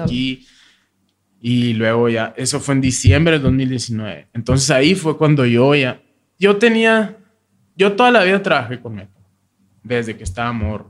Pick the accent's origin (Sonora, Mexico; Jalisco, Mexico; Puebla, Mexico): Sonora, Mexico; Hermosillo; now in Agua Prieta, Mexico; Yo nací en Hermosillo, en el 87